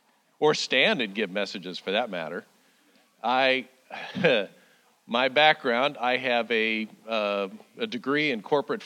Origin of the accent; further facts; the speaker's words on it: Denver, Colorado, United States; I grew up in Denver, Colorado